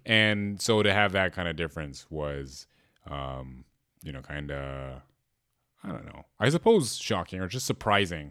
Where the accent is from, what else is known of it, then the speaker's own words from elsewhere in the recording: Berkeley, California, United States; growing up in Berkeley, like, we're very aware of, like, other cultures